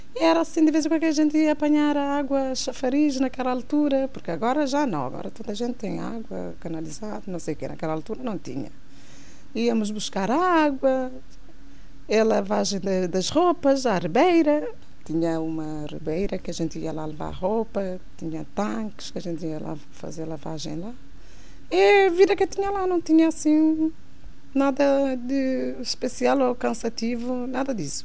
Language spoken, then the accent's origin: Portuguese; Santa Catarina, Santiago, Cape Verde; moved away; Nasci em Cabo Verde, Santa Catarina